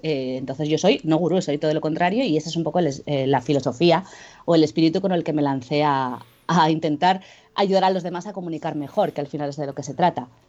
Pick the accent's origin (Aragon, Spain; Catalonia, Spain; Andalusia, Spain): Aragon, Spain; Jaca; now in Zaragoza, Spain; soy, soy de Jaca, no sé si conocéis, que es un pueblo chiquitito en Huesca, pero me vine a Zaragoza